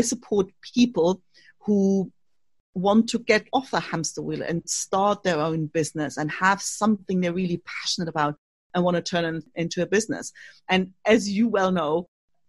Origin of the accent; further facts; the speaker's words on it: East Germany, Germany; English is a second language; moved away as an adult; also born or lived in Australia / United Kingdom; now in Spain; I was born in Germany, actually, and to be precise, in East Germany.